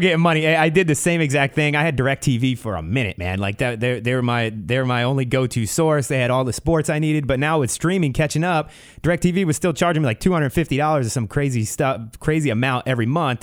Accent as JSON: {"language": "English", "region": "East Coast", "country": "United States", "tie": "born or raised there", "moved": "yes", "lives_now": "Ventura County, United States", "said": "growing up on the East Coast"}